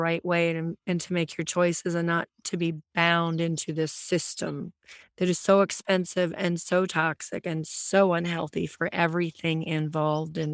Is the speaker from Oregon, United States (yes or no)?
no; Wisconsin, United States; I grew up in Wisconsin and that was based on a lot of farms